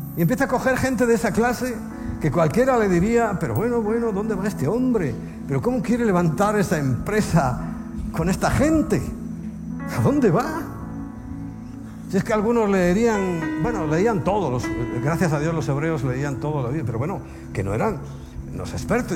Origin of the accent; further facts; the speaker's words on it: Spain; como español